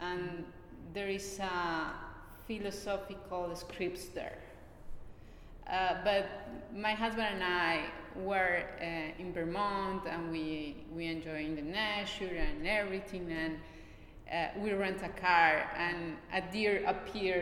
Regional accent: Bogotá, Colombia; English is a second language; moved away as an adult; now in New York, United States; I was born in Bogota, the capital of Colombia

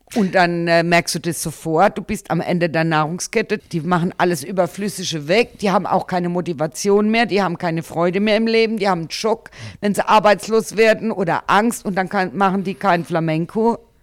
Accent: Germany; bei uns in Deutschland

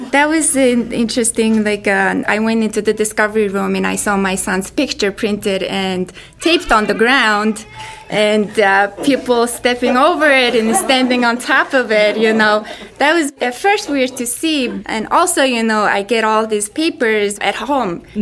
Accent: Mongolia; moved away; I'm from Mongolia

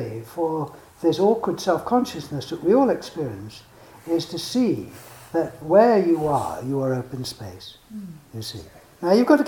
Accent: England, United Kingdom; I am English

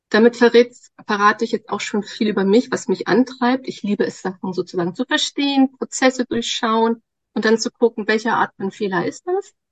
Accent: Lower Saxony, Germany; also born or lived in Osnabrück / Darmstadt; nee, also, äh, in Niedersachsen, also hier schon in der Nähe von Bremen. Kann ich ja ganz kurz erzählen. Genau, ich bin hier auf dem Land aufgewachsen. Ich bin eine echte Norddeutsche.

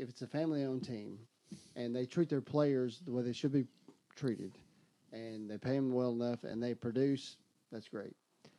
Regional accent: Southern Middle Tennessee, United States; I'm from Southern Middle Tennessee.

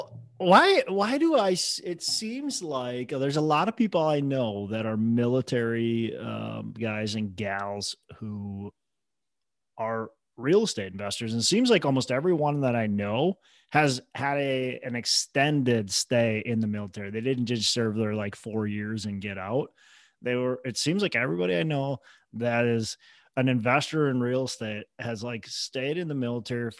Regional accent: Minnesota, United States; I'm a Minnesota guy.

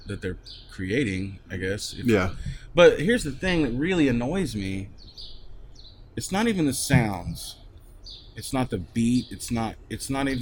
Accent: Wellington, Kansas, United States; moved away as an adult; also born or lived in Wichita, Kansas / Norman, Oklahoma; now in Denton, United States; I grew up in Wellington, Kansas

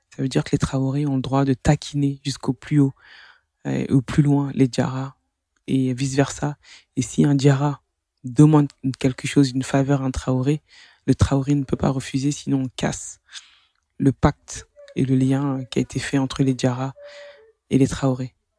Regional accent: France; que j'ai grandi en France, que je suis française

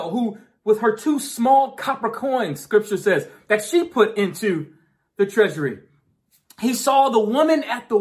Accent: New York, United States; I grew up in New York

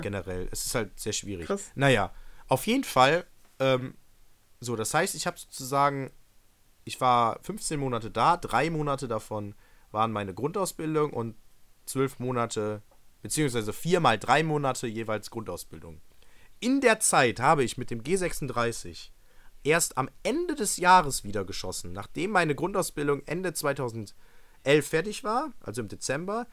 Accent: Mönchengladbach, North Rhine-Westphalia, Germany; Ich komme aus München-Gladbach

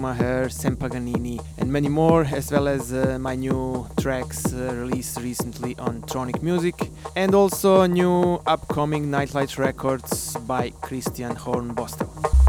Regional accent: Banja Luka, Republika Srpska, Bosnia & Herzegovina; my hometown Banja Luka.

